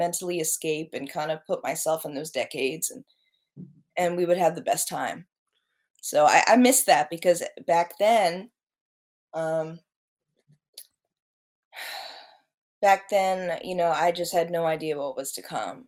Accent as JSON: {"language": "English", "area": "Baltimore County", "region": "Maryland", "country": "United States", "tie": "born or raised there", "said": "I'm from Baltimore area. I've lived in a bunch of areas. Throughout the Baltimore area. I grew up in, I guess, Baltimore County."}